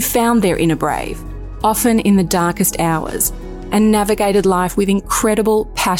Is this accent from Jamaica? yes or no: no; Australia; I'm an Australian journalist who spent 18 years covering stories about life from all over the world.